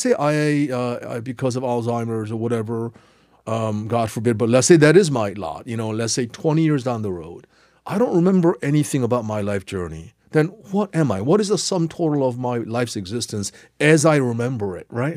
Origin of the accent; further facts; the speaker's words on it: South Korea; English is a second language; moved away; also born or lived in New Jersey, United States / Cambridge, England; learning English in Korea